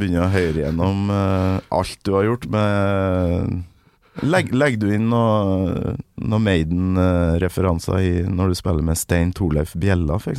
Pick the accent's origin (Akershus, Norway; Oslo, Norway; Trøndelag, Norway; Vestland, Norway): Trøndelag, Norway; Kolvereid; Kolvered heller, der jeg kommer fra